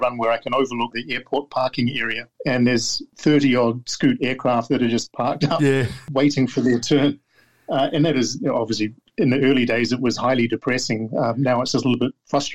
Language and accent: English; Christchurch, Canterbury, New Zealand; moved away as an adult; also born or lived in Auckland, New Zealand; now in Singapore; I grew up in Christchurch and then went to Auckland